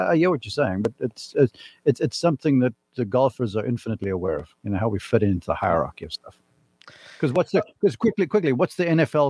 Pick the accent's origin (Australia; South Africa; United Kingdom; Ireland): South Africa; Growing up in South Africa, it's rugby and cricket.